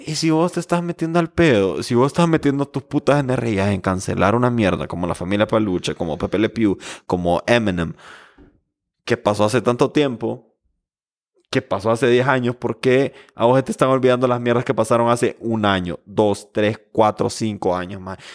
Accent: Honduras; nosotros como hondureños

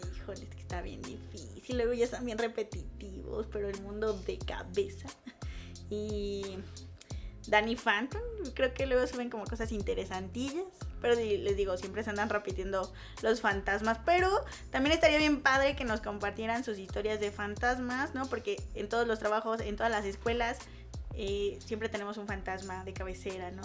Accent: Mexico; aquí en México

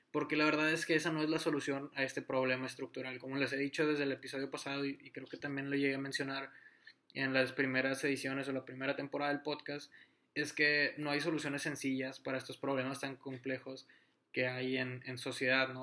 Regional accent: Monterrey, Nuevo León, Mexico; yo soy de, de Monterrey

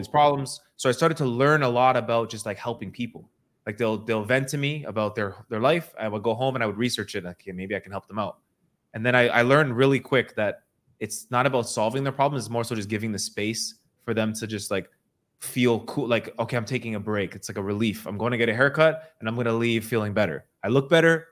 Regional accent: Toronto, Ontario, Canada; I grew up in Toronto and I was cutting hair

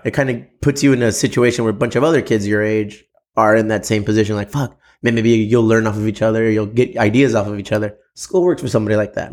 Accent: United States; We're, we're Mexican American dudes

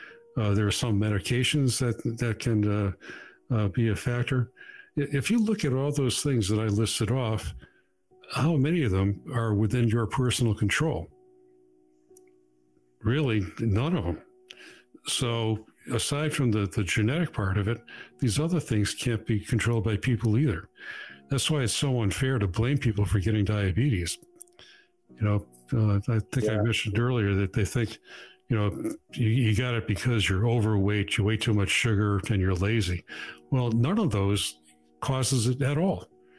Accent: Massachusetts, United States

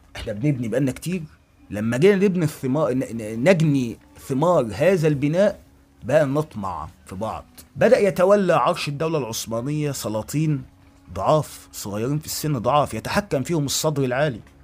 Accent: Egypt; عندنا في مصر هنا

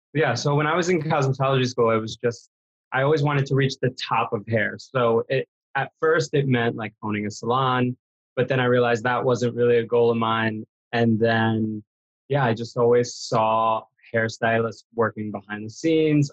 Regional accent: New York, United States; now in Los Angeles, United States; I was born in New York, actually, in the Bronx

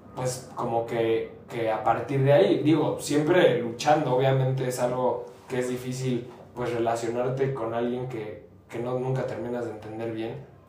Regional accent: Querétaro, Mexico; aunque no nací en Querétaro, me considero queretano

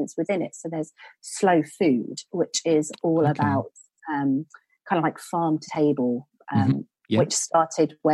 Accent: Suffolk, East of England, United Kingdom; moved away as an adult; I'm from Suffolk originally, so I sort of had that sort of slow countryside upbringing, and then moved straight into cities.

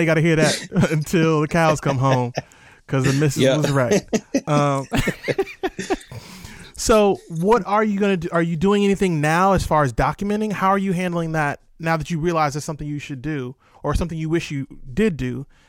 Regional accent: Virginia, United States; First of all, I'm from Seven City. So shout out to Virginia.

